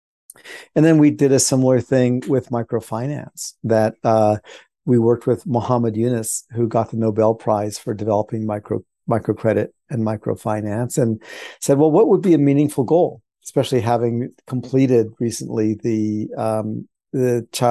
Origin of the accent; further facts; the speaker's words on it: Washington, District of Columbia, United States; moved away as an adult; I was raised in Washington, D.C.